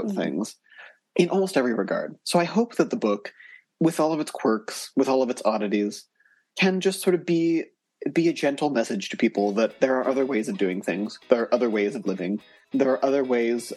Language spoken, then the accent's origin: English; Colorado, United States; I'm originally from Colorado.